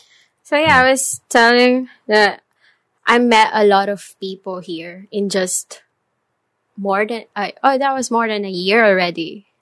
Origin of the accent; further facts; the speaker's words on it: Caloocan, Metro Manila, Philippines; moved away as an adult; now in Vietnam; Actually, I'm from Metro Manila. But Metro Manila is comprised with different cities. So technically, I'm from Caloocan